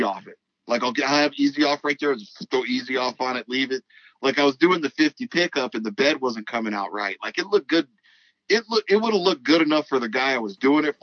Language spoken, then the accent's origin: English; Los Angeles, California, United States; I was born in South Central, and my family's real religious, so they'd always take me to church on Sunday